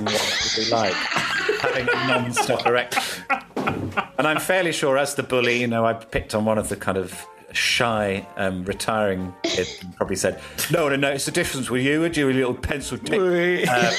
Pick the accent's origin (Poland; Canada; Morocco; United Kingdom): United Kingdom; Birmingham, West Midlands; growing up in Birmingham